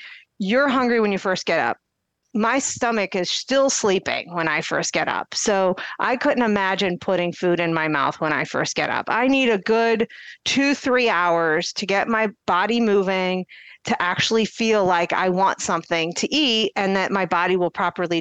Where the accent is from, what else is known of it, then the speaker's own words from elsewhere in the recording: Akron, Ohio, United States; now in Cleveland, United States; I'm from the Akron area